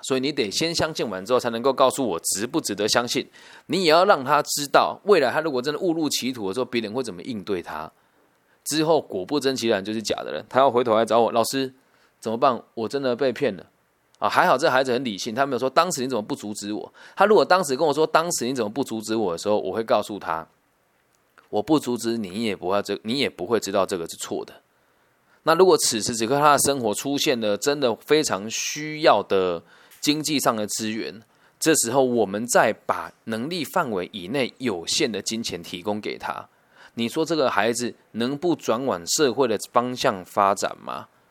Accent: Taiwan; 我们身在台湾

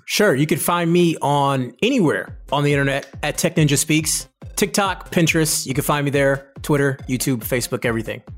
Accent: Detroit, Michigan, United States; I'm from Detroit

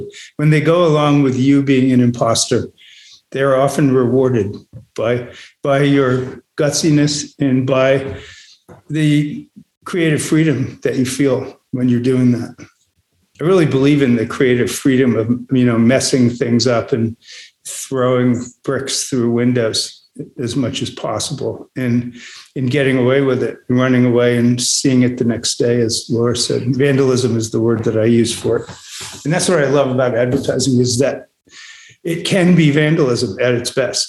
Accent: New England, United States; I grew up in New England, you know, a sort of cold part of America.

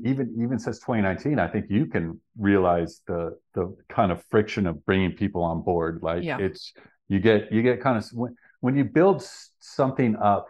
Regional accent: Lake Tahoe, United States; We're both from Lake Tahoe, and that's what all our friends did.

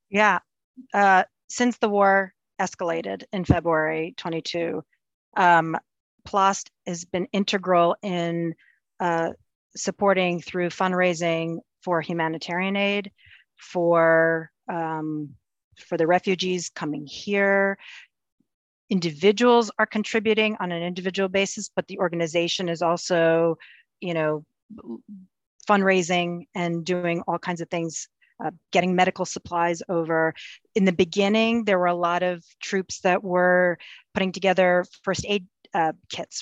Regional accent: United States; we're Ukrainian American. I was born here. My folks um, came here as refugees after the Second World War

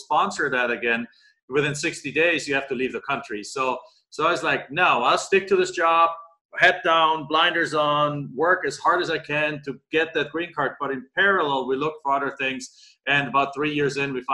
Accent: Germany; moved away as an adult; now in Phoenix, United States; I'm in Phoenix, Arizona. I've been there for 22 years, originally from Germany

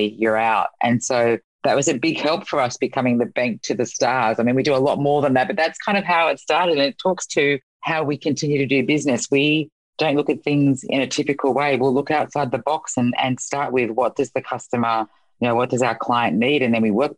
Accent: Sydney, New South Wales, Australia; now in Los Angeles, United States; I moved to Los Angeles for it and it feels a lot like home. I'm from Sydney

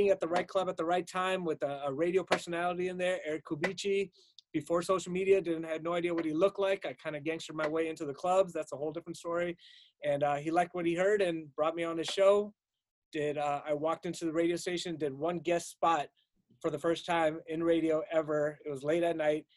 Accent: Los Angeles, California, United States; also born or lived in Pakistan; now in Boston, United States; Left when I was 6 months old, and been in L.A.

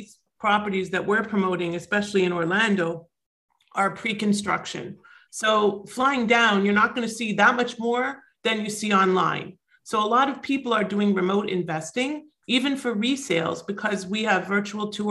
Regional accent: Toronto, Ontario, Canada; also born or lived in South Florida; now in Florida, United States; I am originally from Toronto, and I'm now in South Florida.

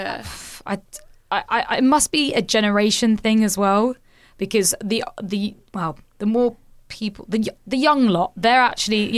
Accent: United Kingdom; I'm British.

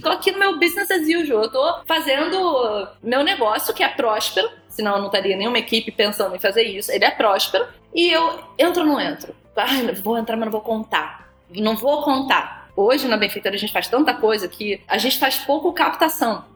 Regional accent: Rio de Janeiro, Brazil; eu sou carioca

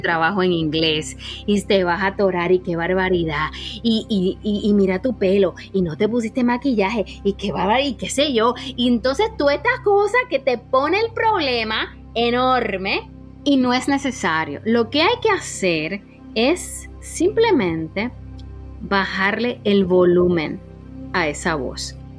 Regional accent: Santo Domingo, Distrito Nacional, Dominican Republic; moved away as an adult; also born or lived in Santiago, Chile / Zurich, Switzerland; now in Germany; Yo soy eh, de Santo Domingo, de la República Dominicana, y viví ahí hasta que tuve 23 años.

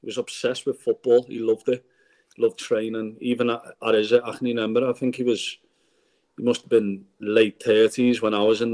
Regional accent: Liverpool, North West England, United Kingdom; my hometown team

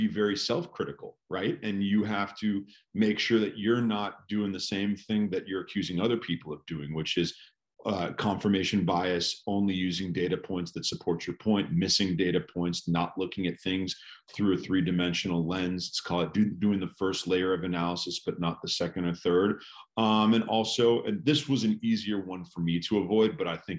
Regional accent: California, United States; California is my home state, but my family's from New York

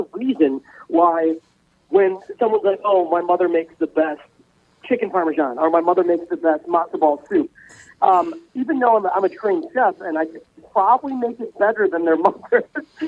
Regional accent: Midwest, United States; growing up in the Midwest, my dad's a butcher

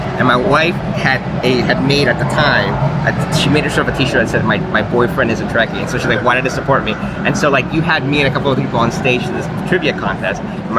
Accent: Miami, Florida, United States; now in London, United Kingdom; From Miami.

